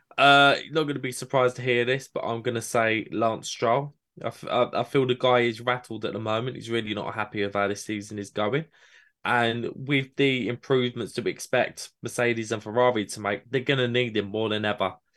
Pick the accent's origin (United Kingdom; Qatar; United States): United Kingdom; my British bias